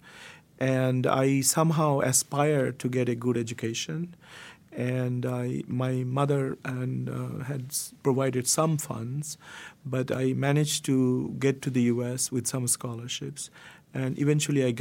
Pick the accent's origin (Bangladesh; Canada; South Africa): Bangladesh; Jessore, Khulna Division; moved away; I came from Bangladesh, but I came from a relatively smaller town called Jessore. And I grew up there